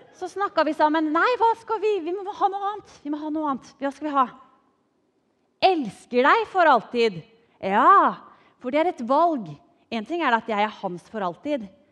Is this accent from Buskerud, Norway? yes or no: yes; Drammen, Buskerud, Norway; er oppvokst i godbyen Drammen.